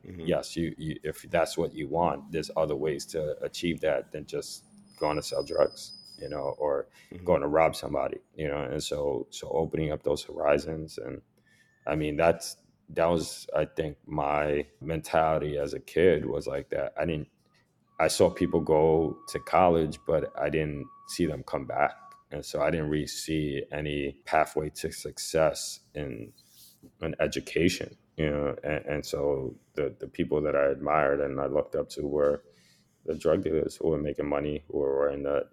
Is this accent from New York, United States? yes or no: yes; New York City, New York, United States; growing up in the Lower East Side and every block, there's a cop patrol car